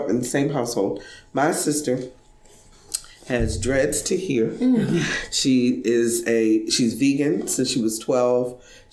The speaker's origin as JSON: {"language": "English", "town": "Baltimore", "region": "Maryland", "country": "United States", "tie": "born or raised there", "said": "So I grew up in Baltimore, Maryland"}